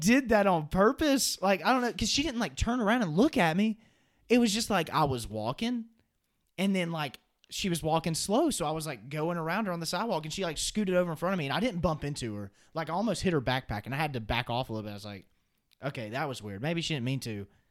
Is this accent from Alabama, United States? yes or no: yes; Alabama, United States; I'm from the state of Alabama